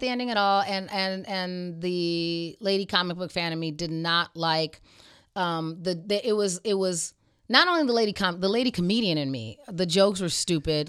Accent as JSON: {"language": "English", "region": "Arizona", "country": "United States", "tie": "born or raised there", "said": "I grew up in Arizona."}